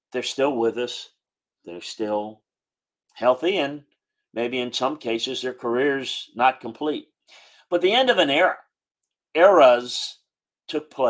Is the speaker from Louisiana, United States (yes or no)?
yes; South Louisiana, United States; moved away; I grew up in South Louisiana, going to LSU games with my parents.